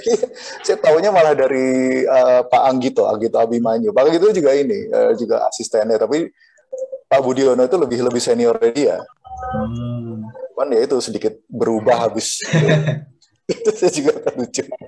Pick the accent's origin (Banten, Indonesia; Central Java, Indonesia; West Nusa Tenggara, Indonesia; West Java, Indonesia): Central Java, Indonesia; Cilacap; Bener-bener dari akar rumput di kampung saya di Cilacap